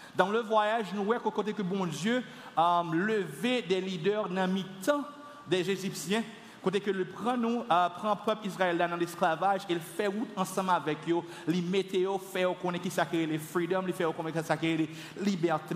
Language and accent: French; Carrefour, Ouest, Haiti; j'ai grandi à Carrefour les années 80, 90, 92